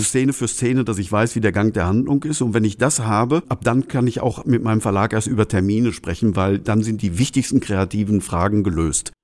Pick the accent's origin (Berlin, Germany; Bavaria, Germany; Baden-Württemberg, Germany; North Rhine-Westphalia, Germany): North Rhine-Westphalia, Germany; Altena; in meiner Heimatstadt Altner